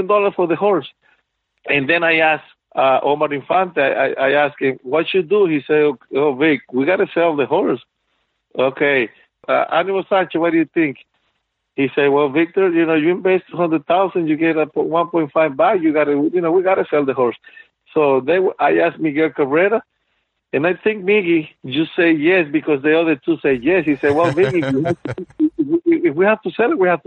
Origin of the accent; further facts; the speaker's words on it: Venezuela; moved away; we came from Venezuela